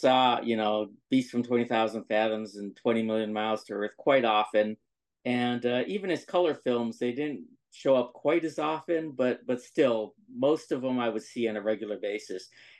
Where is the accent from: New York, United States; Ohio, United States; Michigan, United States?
Ohio, United States; Cleveland; I found them while I was growing up near Cleveland